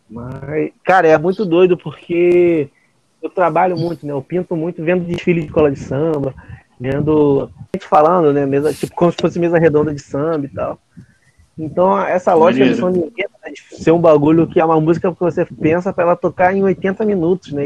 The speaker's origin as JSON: {"language": "Portuguese", "area": "Praia da Vila", "region": "Rio de Janeiro", "country": "Brazil", "tie": "born or raised there", "said": "eu sou da Praia da Vila"}